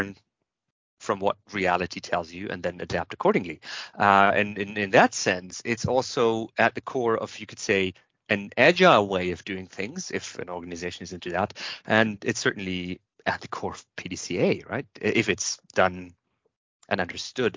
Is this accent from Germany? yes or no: yes; Germany; I'm from Germany.